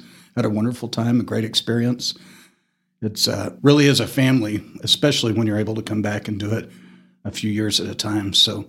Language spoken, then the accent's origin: English; Amarillo, Texas, United States; also born or lived in Asheville, North Carolina; I was born and raised in Amarillo, and I've certainly moved away a time or two and always found my way back. Most recently, my wife and I had been in North Carolina in Asheville